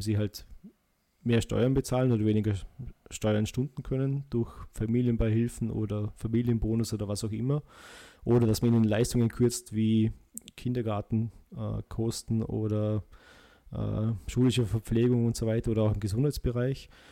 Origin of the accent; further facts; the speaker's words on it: Austria; bei uns in Österreich